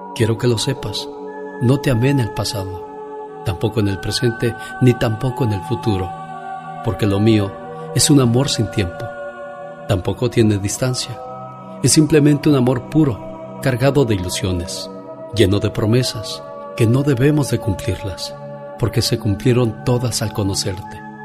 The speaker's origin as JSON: {"language": "Spanish", "region": "Mexico City", "country": "Mexico", "moved": "yes", "lives_now": "United States", "said": "un día salí de la Ciudad de México, pero el DF nunca salió de mí"}